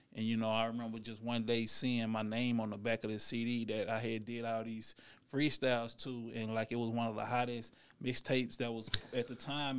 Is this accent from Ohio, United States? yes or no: no; Dallas, Texas, United States; also born or lived in California; I'm from Dallas, Texas, you know, born and raised